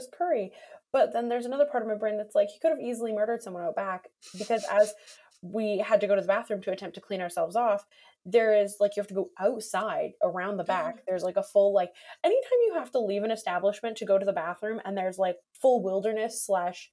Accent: Vancouver, British Columbia, Canada; we're from Vancouver. We know what rain is like

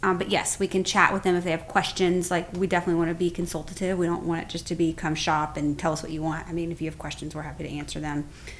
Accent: Memphis, Tennessee, United States; also born or lived in Indiana, United States; now in Atlanta, United States; I'm originally from Memphis.

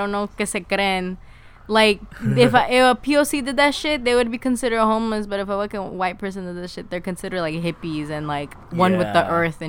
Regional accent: Los Angeles, California, United States; born or raised there; moved away as an adult

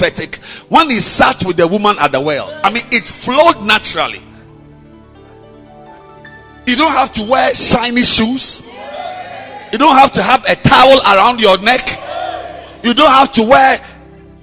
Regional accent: Ghana; I'm a Ghanaian

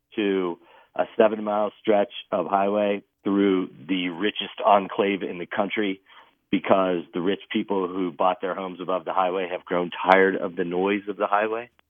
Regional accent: Texas, United States; moved away as an adult; also born or lived in Colorado; now in Eagle, United States; I grew up in Texas

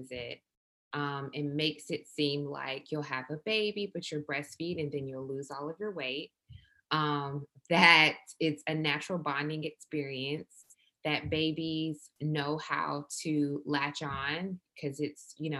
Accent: Milledgeville, Georgia, United States; I'm from South Georgia, from a small town called Milledgeville

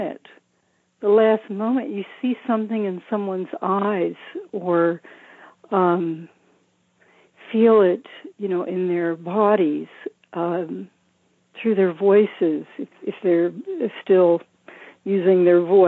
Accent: Charlotte, North Carolina, United States; also born or lived in San Francisco Bay Area / Hawaii Island; now in Maui, United States; I was born in Charlotte, North Carolina

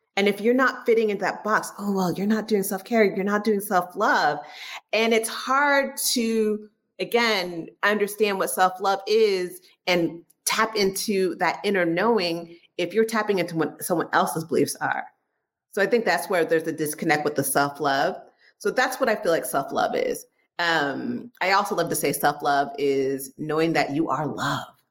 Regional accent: San Francisco Bay Area, California, United States; I am from San Francisco Bay Area. So I always tell people if you hear the word hella, don't be surprised because it is my hella favorite word

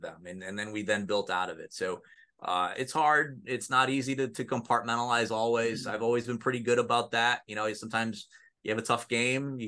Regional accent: Mexico, New York, United States; I grew up in Mexico, New York, which is just down the road, you know, 15 minutes away from Oswego

